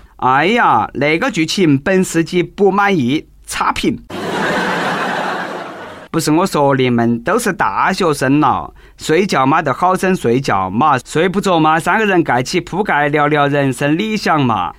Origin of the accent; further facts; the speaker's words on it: China; 我们中国老百姓